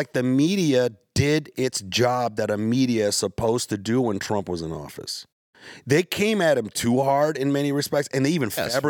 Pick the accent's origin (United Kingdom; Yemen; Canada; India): Yemen; You know, like, I'm from Yemen. My family's from Yemen. And Obama dropped so many bombs on Yemen.